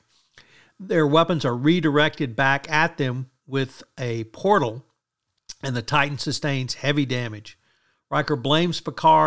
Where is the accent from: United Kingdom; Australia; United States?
United States; I'm from America